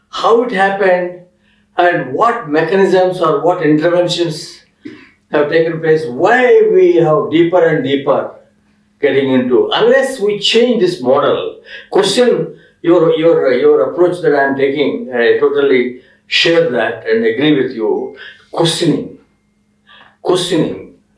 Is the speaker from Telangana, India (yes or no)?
no; Andhra Pradesh, India; moved away; also born or lived in Delhi; that's my experiment going on last one year in uh, my village in Andhra.